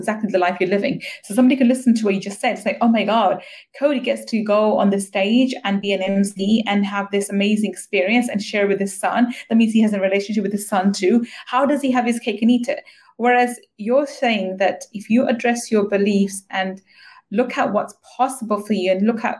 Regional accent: London, United Kingdom; I grew up in East London

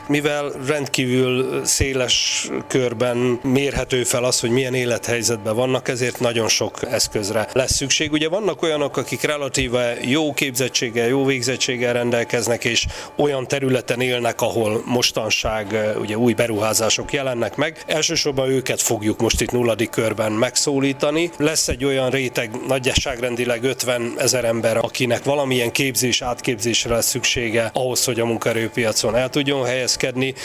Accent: Szabolcs-Szatmár-Bereg, Hungary; én is ugye szabolcs már Bereg megyéből származom, apró falvas települések

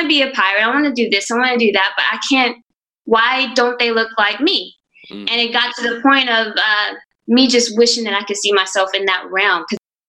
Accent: Orange, Texas, United States; growing up in Orange is the sense of community that I had.

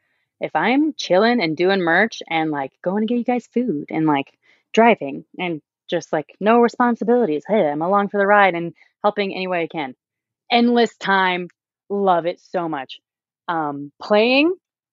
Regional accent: Calgary, Alberta, Canada; I think we also work really hard to have good bands, because no one's going to notice us just because we're from Calgary.

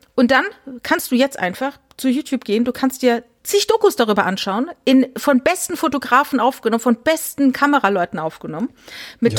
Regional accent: Germany; ich bin ja in der Nähe vom Elsass groß geworden

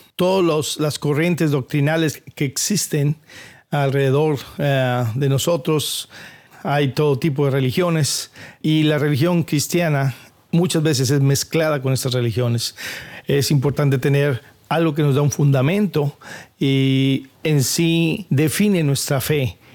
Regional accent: Coatzacoalcos, Veracruz, Mexico; now in San Diego, United States; yo soy de Coaxacualcos, Veracruz allá en México

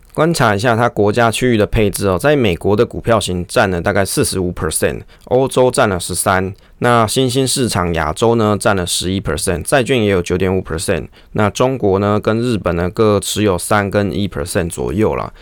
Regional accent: Taiwan; 我们是台湾人啊

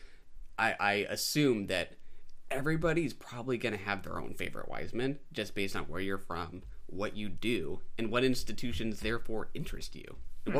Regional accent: Fort Collins, Colorado, United States; now in Washington, United States; my own hometown, Fort Collins, Colorado

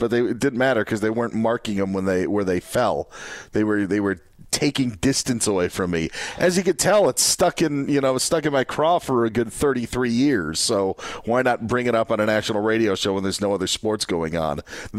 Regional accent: Wisconsin, United States; Won my hometown's competition, and my results were good enough to go to a regional competition in Shell Lake, Wisconsin.

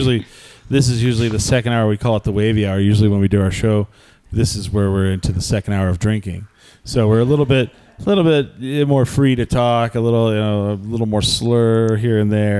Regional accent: New Mexico, United States; moved away; I grew up near Texas.

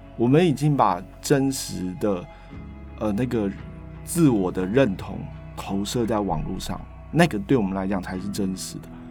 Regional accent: Taiwan; moved away as an adult; also born or lived in Boston, United States; 我是一个来自热带岛屿的人

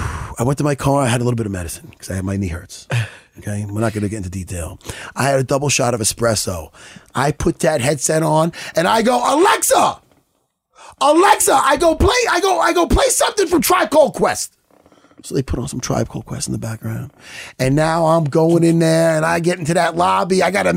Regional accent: Long Island, New York, United States; we're from Long Island, New York.

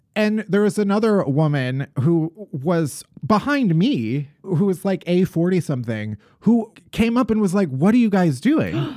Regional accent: Midwest, United States; as a Midwesterner

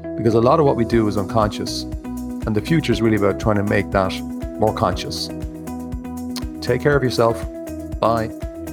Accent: Ireland; growing up in Ireland

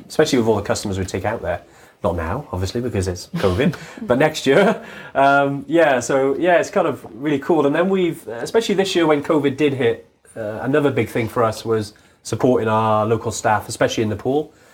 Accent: Wales, United Kingdom; we're from Wales

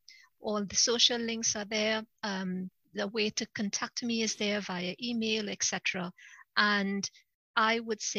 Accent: Trinidad & Tobago; moved away as an adult; now in United Kingdom; I'm originally from Trinidad. It's the most southern of all the Caribbean islands, just above Venezuela. So I'm originally from Trinidad, but I came over to the UK to work and I've been here ever since. But Trinidad is my country of birth.

